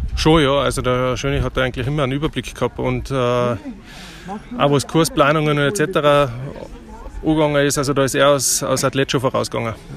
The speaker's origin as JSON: {"language": "German", "country": "Germany", "said": "als deutsche Mannschaft"}